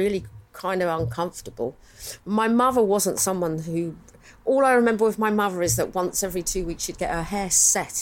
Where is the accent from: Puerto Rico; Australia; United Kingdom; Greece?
United Kingdom; London; I grew up in Chiswick